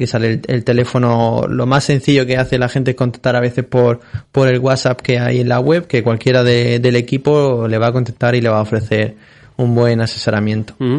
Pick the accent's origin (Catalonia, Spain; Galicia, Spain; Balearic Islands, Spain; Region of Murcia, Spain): Region of Murcia, Spain; Molina de Segura; yo también soy de Molina de Segura, como él